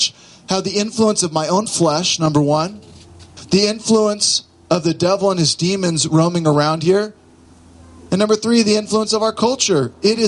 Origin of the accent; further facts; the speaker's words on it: Southern California, United States; moved away; I grew up in Southern California